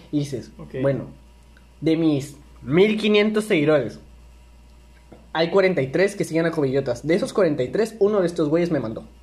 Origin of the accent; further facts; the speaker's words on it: Villahermosa, Tabasco, Mexico; somos de Villahermosa, Tabasco.